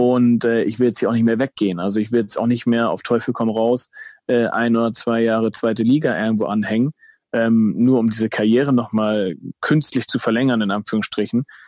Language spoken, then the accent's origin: German; Germany; also born or lived in Hamburg area (Dassendorf); ich bin halt in Deutschland äh, geboren, aufgewachsen